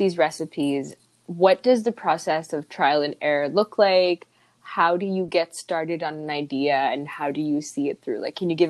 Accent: India; moved away; growing up in India

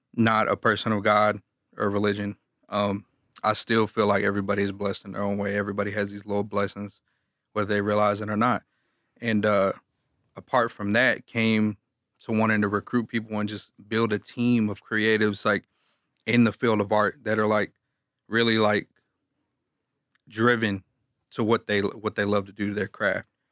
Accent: Galveston, Texas, United States; I'm from Galveston, Texas

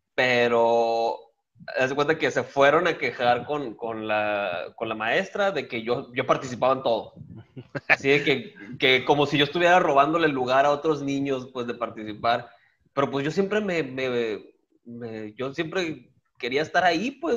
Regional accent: Guaymas, Sonora, Mexico; moved away as an adult; todo eso de nacer, hacerme y malcriarme, todo eso fue en el heroico puerto de Guaymas. Ahí nací en el 87

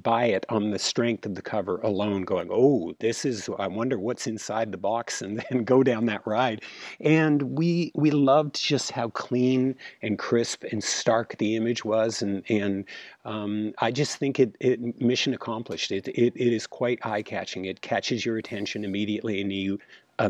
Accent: Toronto, Ontario, Canada; growing up in Toronto, Canada

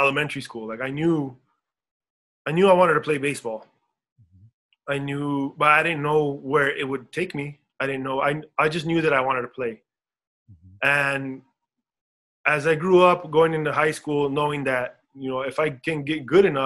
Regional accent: El Paso, Texas, United States; moved away as an adult; we grew up in El Paso. We grew up in Socorro

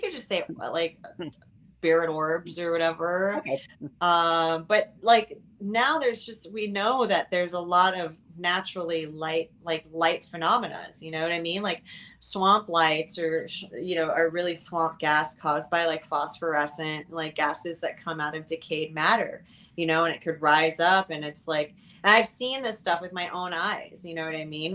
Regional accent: Miami, Florida, United States; moved away as an adult; also born or lived in California; I'm from Miami, Florida. I grew up here, um, but then I left in my very, very wee 20s over to um, California

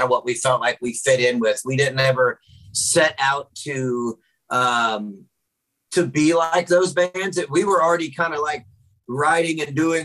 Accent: Memphis, Tennessee, United States; moved away as an adult; now in Houston, United States; I live in Houston, even though I'm originally from Memphis. I've lived in Houston since 2009.

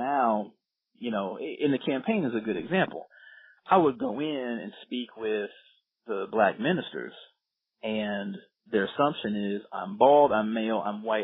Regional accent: Virginia Beach, Virginia, United States; moved away; also born or lived in North Carolina; I grew up in Virginia Beach

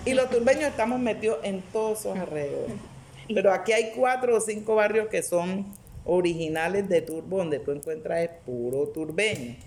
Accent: Antioquia, Colombia; nosotros también somos paisa

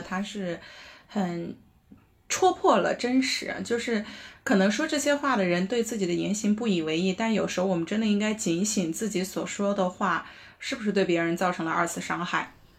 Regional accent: Anhui, China; 大家千万不要以为我们安徽人是这个样子的，嗯。我们还是有好的一面的

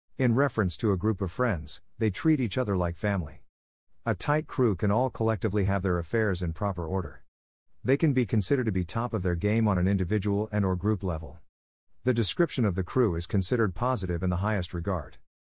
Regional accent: New York City, New York, United States; being from New York City and having a teenager.

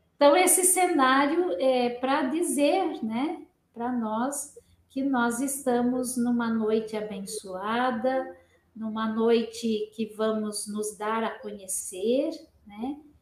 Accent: Pindamonhangaba, São Paulo, Brazil; moved away as an adult; now in Curitiba, Brazil; eu nasci em Pindamonhangaba

